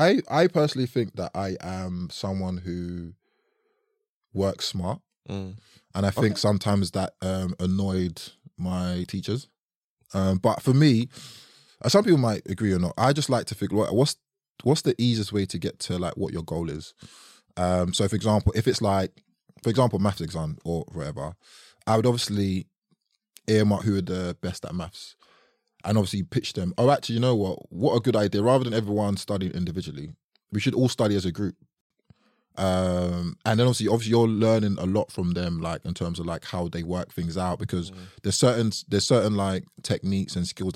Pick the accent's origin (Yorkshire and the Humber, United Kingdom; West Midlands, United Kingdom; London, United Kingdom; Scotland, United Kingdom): London, United Kingdom; New Cross; So I grew up in New Cross. And it was interesting, man.